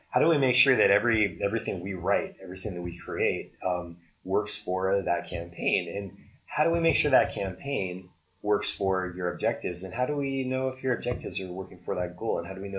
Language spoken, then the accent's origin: English; Oregon, United States; now in Arizona; I was from Oregon, and Oregon's pretty, you know, considered pretty beautiful, but I love Arizona.